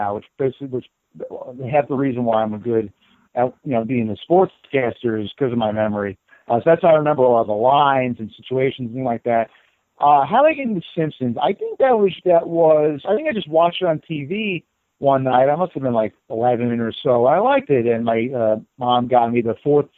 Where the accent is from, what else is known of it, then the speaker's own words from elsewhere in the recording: New York, United States; moved away as an adult; I grew up in the Big East. From being in New York, I was the manager of our high school basketball team